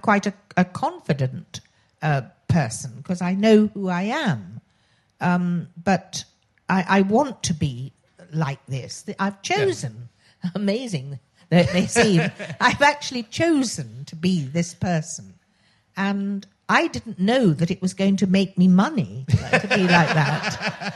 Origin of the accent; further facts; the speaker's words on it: Oxford, South East England, United Kingdom; accent: posh; when I was growing up I was born in Oxford, which is why I have this very irritatingly posh voice